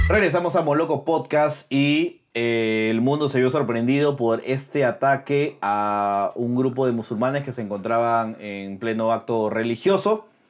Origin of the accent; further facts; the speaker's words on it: Peru; como peruanos